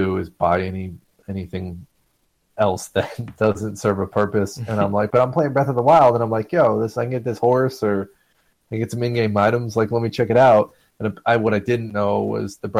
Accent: United States; I'm an American.

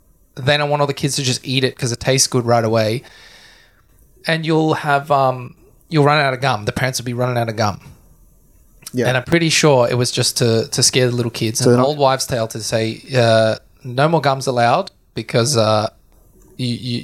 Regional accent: Australia; accent: Aussie; we're coming at you from Australia, as you can probably tell from our Aussie accents

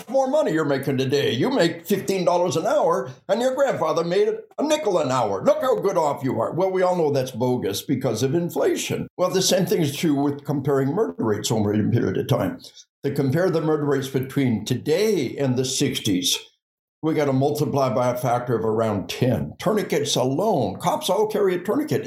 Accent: Arkansas, United States; We are from Arkansas.

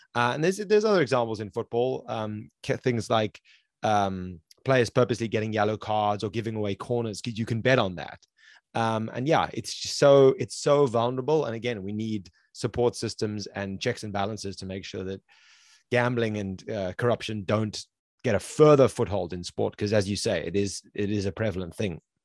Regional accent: South Africa; I'm from South Africa

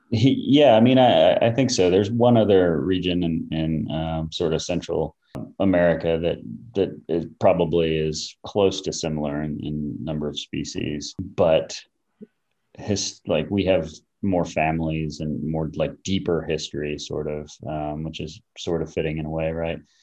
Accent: Florida, United States; moved away as an adult; also born or lived in New Mexico; now in Asheville, United States; when I was a kid, moved to Florida and, and spent a lot of time there

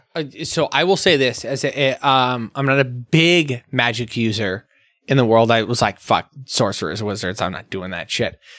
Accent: Arizona, United States; we come from a very Latinx background. Um, growing up in Arizona

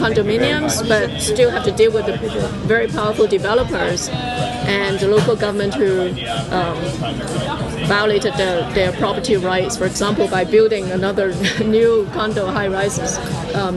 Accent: Hong Kong; moved away as an adult; now in United States; I was born in Hong Kong, I was raised in Hong Kong, I went to the US for my graduate studies, and I'm now based in the US

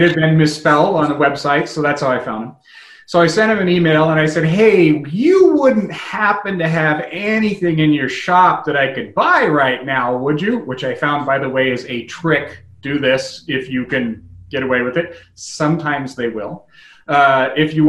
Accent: United States; I'm an American

